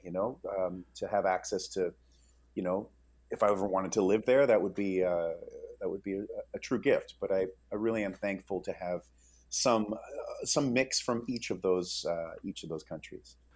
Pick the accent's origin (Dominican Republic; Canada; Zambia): Canada; moved away as an adult; also born or lived in Wales; now in Los Angeles, United States; I was born in Wales, so the UK, uh, and then I was raised in Canada as a Canadian